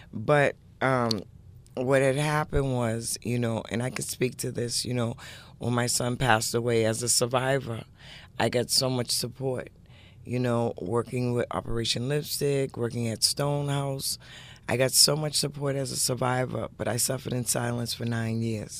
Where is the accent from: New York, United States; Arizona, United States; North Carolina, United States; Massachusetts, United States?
Massachusetts, United States; Boston; also born or lived in Dorchester; I've grown up from Dorchester to Roxbury, but pretty much the inner city